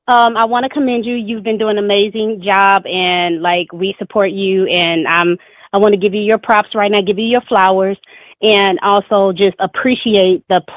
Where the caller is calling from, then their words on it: St. Louis, Missouri, United States; from St. Louis, and also a representative of Hip Hop for Justice.